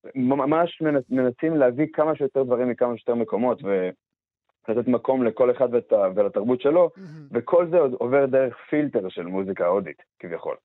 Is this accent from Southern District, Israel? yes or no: yes; Beersheba, Southern District, Israel; moved away; אני מבאר שבע במקור